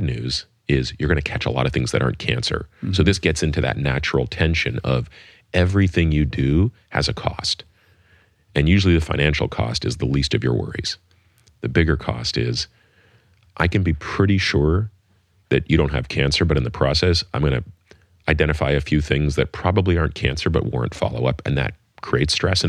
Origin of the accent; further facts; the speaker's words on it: Canada; now in United States; as you probably know, I grew up in Canada, and Canada has a single payer healthcare system.